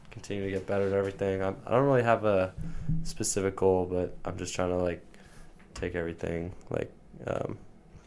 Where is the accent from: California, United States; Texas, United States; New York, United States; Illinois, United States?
California, United States; Marin; born or raised there